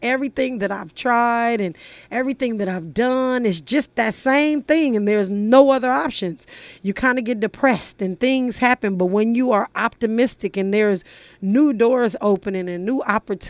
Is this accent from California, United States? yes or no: yes; Los Angeles, California, United States; I grew up in South Central